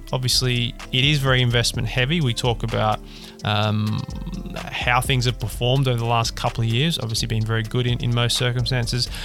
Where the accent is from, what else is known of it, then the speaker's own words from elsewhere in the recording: Australia; accent: Australian; now in United Kingdom; I'm an Australian with an Australian accent, living and working in the UK